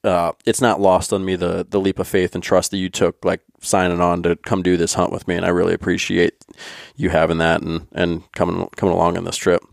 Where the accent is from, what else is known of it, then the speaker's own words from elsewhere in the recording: Pennsylvania, United States; another guy that grew up in Pennsylvania